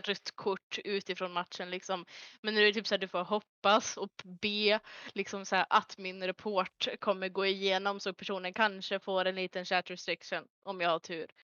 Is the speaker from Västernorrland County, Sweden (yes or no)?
yes; Örnsköldsvik, Västernorrland County, Sweden; moved away as an adult; now in Gothenburg, Sweden; är jag ifrån lilla Norrland, eh, Örnsköldsvik, där jag växte upp majoriteten av mitt liv.